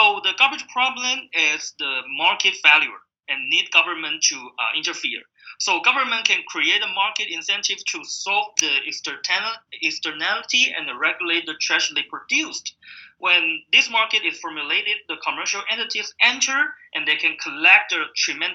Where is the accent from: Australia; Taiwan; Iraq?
Taiwan; moved away; my home country, Taiwan